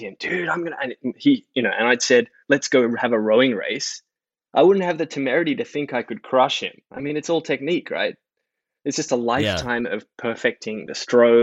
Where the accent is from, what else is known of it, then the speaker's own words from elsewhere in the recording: Sydney, New South Wales, Australia; moved away; also born or lived in Japan; I grew up in Sydney